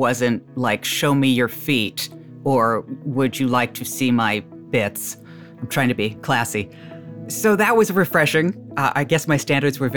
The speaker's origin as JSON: {"language": "English", "town": "Short Hills", "region": "New Jersey", "country": "United States", "said": "I'm from Short Hills, New Jersey"}